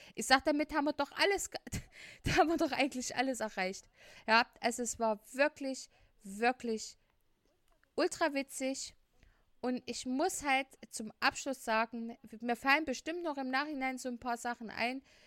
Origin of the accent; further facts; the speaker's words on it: Leipzig, Saxony, Germany; wir kommen aus Leipzig